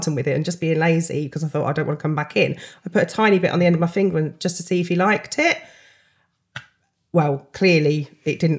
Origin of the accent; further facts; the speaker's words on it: Peterborough, East of England, United Kingdom; obviously from Peterborough.